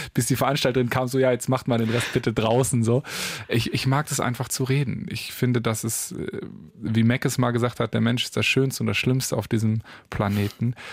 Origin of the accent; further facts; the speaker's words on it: Paderborn, North Rhine-Westphalia, Germany; Ich komme aus Paderborn.